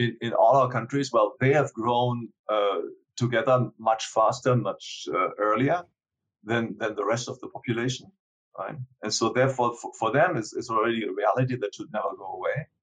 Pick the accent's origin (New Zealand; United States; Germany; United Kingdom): Germany; I come from Germany